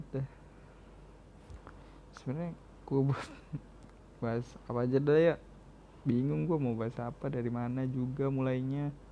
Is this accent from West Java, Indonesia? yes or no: yes; Cirebon, West Java, Indonesia; nah di daerah gue sendiri gimana ya di Cirebon daerah gue waktu awal-awal kan Cirebon sendiri baru melaksanain awal-awal PSBB